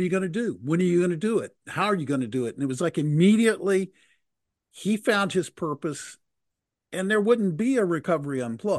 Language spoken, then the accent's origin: English; Texas, United States; I grew up in Texas